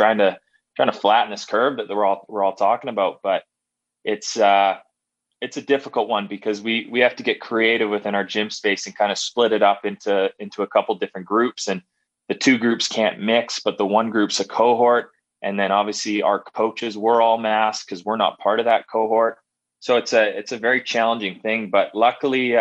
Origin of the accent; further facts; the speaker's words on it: Calgary, Alberta, Canada; growing up in Calgary here